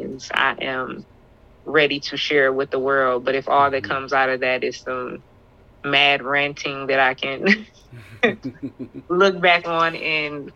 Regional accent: Chesapeake, Virginia, United States; used to go to the Boys and Girls Club in Virginia in South Norfolk when I was a kid

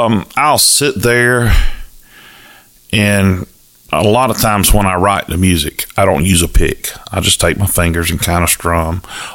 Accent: Cairo, Georgia, United States; accent: Southern; also born or lived in St. Augustine, Florida; I'm from Cairo.

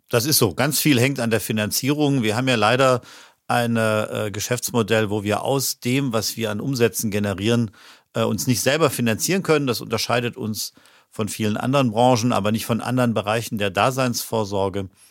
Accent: Stuttgart, Baden-Württemberg, Germany; now in Dortmund, Germany; Ich bin in Stuttgart groß geworden

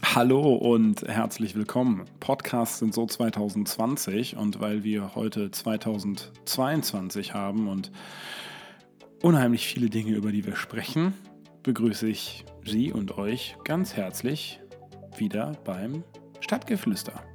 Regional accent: Herne, North Rhine-Westphalia, Germany; bei uns in unserer Heimat, bei uns im Ruhrgebiet, bei uns in Herne

